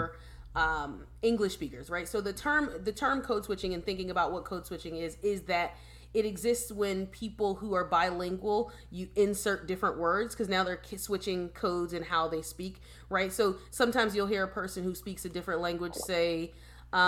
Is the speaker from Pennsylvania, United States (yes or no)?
yes; Philadelphia, Pennsylvania, United States; moved away; I'm from Philadelphia